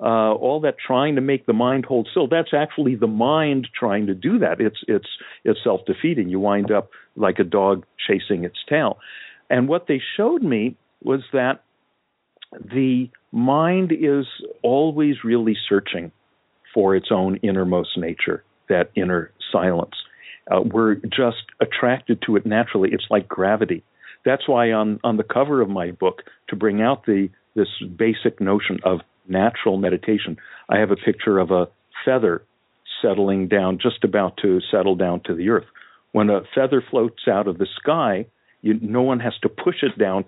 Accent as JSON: {"language": "English", "region": "California", "country": "United States", "tie": "born or raised there", "said": "I happened to be growing up in California now in the mid-60s."}